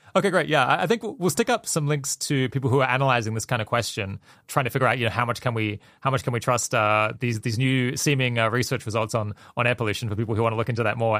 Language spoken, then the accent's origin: English; Australia; when I was growing up in Australia